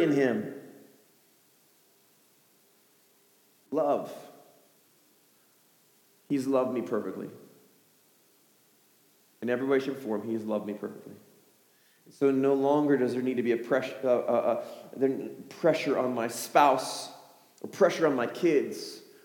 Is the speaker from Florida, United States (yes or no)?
no; Chicago, Illinois, United States; I'm from Chicago